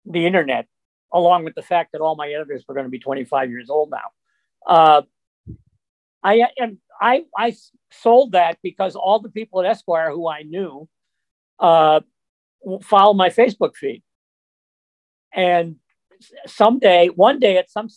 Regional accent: Worcester, Massachusetts, United States; Worcester Magazine in my hometown, back in Massachusetts

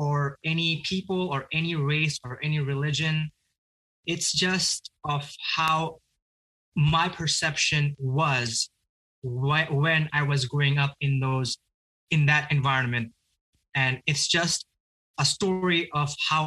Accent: Bangladesh; now in United States; I grew up in a country named Bangladesh

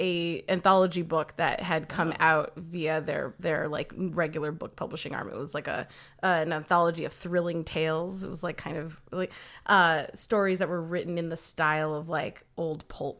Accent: Orange County, California, United States; now in Los Angeles, United States; I'm from around here. I grew up in Orange County, California, and then moved to LA.

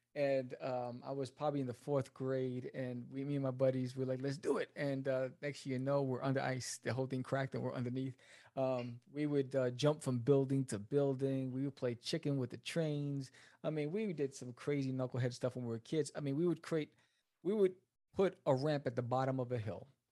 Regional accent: New York City, New York, United States; moved away as an adult; also born or lived in Brooklyn / New Jersey; now in Dallas, United States; I was born in Brooklyn, raised in Queens, uh, moved to Jersey when I got married, and then now I'm in Texas

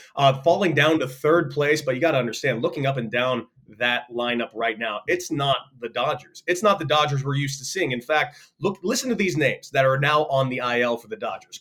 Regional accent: Santa Monica, California, United States; I grew up in Santa Monica, California.

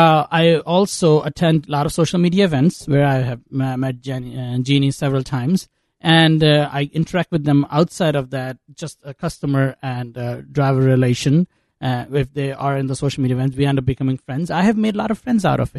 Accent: Chicago, Illinois, United States; I'm a Chicagoan who lives in Chicago, who loves Chicago

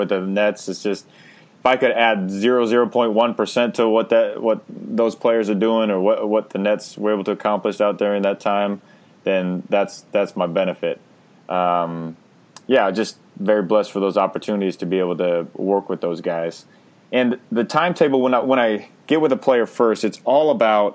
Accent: Pella, Iowa, United States; I grew up in Iowa, in Pella, Iowa, and grew up right next, like down the street from Kyle Korver

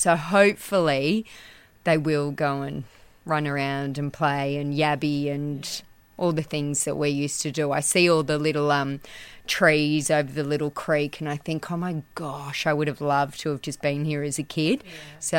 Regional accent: Orange, New South Wales, Australia; also born or lived in Sydney, Australia; I grew up in Orange. I grew up on a farm in Blaney, and Mum had a clothing store for 25 years.

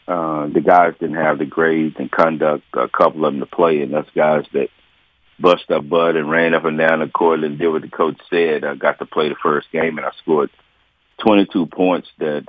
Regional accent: Dallas, Texas, United States; But my first 6-7 years of my life, I grew up in the West Dallas Projects, Fish Trap. And then we made a lateral movement. My dad started working in South Dallas, and we moved to Oak Cliff, and that's where I grew up.

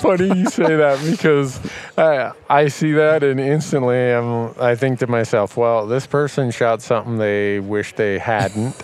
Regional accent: Montana, United States; my home state of Montana

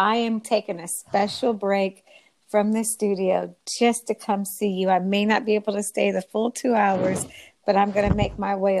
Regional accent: West Coast, United States; meet the Nab Femme sister from the West Coast, as I am.

